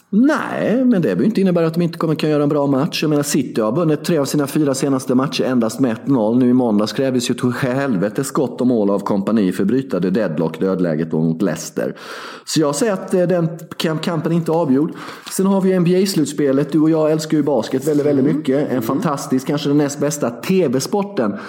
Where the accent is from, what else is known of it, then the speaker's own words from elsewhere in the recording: Sweden; Jag är svensk, jag är inte serb till en början